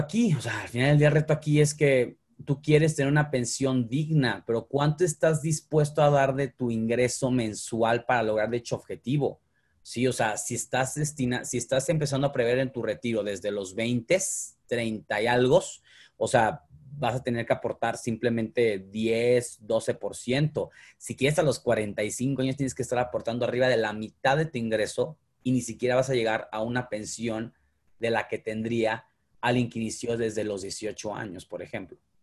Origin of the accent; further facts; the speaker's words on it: Mexico; soy mexicano